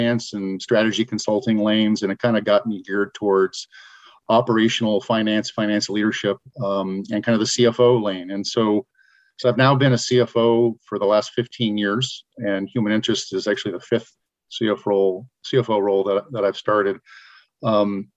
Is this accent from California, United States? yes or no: yes; San Francisco Bay Area, California, United States; I grew up in the Bay Area, San Francisco Bay Area